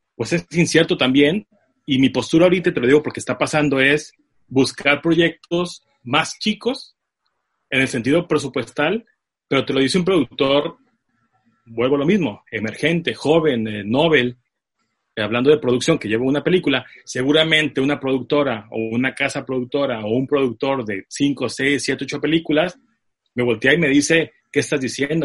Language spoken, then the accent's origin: Spanish; Tijuana, Baja California, Mexico; Nací en Tijuana por ahí del 81